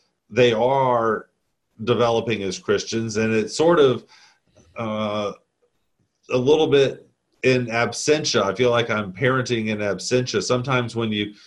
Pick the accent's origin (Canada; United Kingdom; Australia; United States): United States; the South; I'm Southern